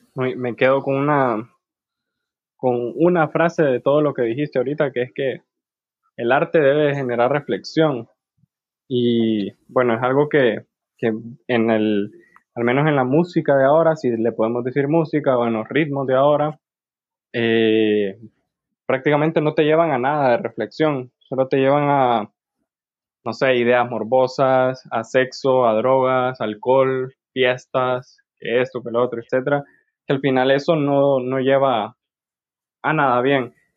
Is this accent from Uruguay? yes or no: no; Honduras; nosotros como pueblo hondureño